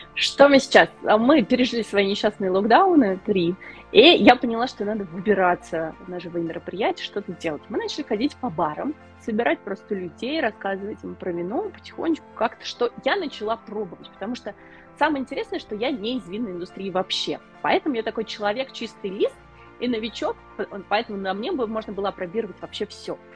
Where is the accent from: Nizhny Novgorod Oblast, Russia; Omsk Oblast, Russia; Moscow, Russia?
Nizhny Novgorod Oblast, Russia; Nizhny Novgorod; moved away as an adult; now in London, United Kingdom; Я сама из России, из Нижнего Новгорода